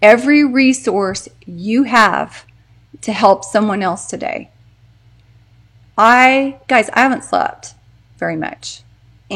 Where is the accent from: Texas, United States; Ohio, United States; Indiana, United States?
Texas, United States; I'm from Texas